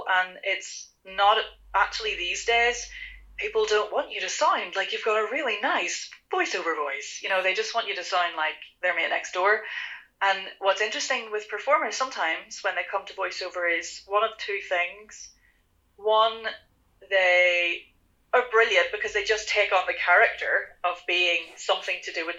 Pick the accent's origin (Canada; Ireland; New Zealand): Ireland; I am Irish